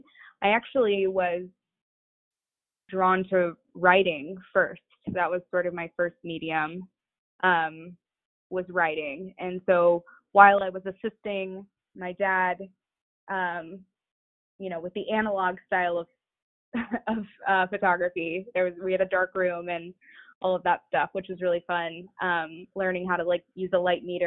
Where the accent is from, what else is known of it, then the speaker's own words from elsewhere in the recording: Atlanta, Georgia, United States; So I grew up sort of between Atlanta and many suburbs. My parents were divorced. I was born in Atlanta